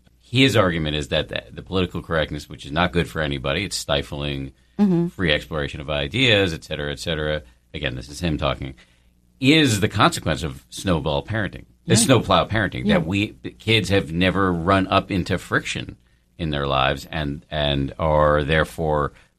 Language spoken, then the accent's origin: English; Newton, Massachusetts, United States; I was raised by doctors in Newton, Massachusetts.